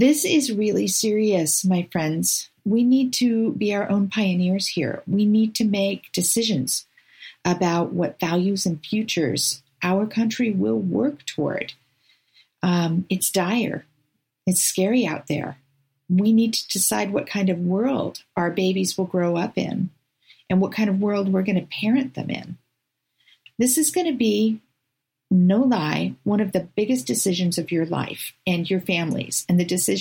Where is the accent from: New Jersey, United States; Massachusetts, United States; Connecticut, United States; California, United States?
California, United States; now in Oregon, United States; I grew up in California